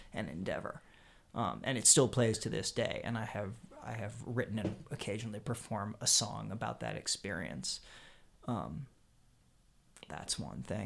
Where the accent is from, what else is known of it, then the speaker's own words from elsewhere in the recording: Harrisburg, Pennsylvania, United States; now in Brooklyn, United States; I grew up in Harrisburg, Pennsylvania